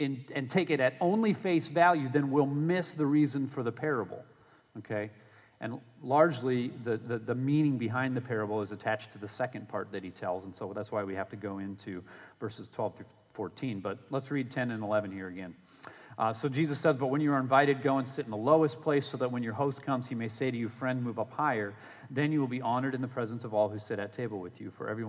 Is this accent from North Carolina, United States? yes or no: no; Minnesota, United States; now in Florida, United States; I grew up in Minnesota playing hockey. I live now in Florida and I play hockey